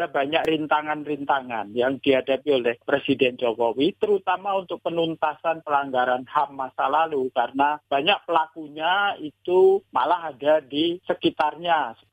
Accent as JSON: {"language": "Indonesian", "region": "Java", "country": "Indonesia", "said": "Kalau saya orang Jawa istilahnya kan ini untuk ngasih upah yang momong ya."}